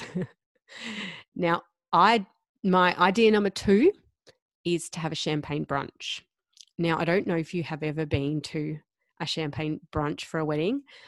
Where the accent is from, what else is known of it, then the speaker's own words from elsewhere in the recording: Gold Coast, Queensland, Australia; moved away; also born or lived in Perth; I'm from the Gold Coast and we were living in Perth